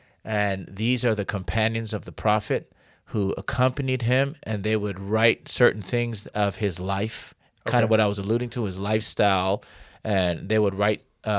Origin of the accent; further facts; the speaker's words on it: Connecticut, United States; And but yeah, I grew up in Connecticut, and my father, he taught us how to read. We went to the mosque, and we call it the masjid too.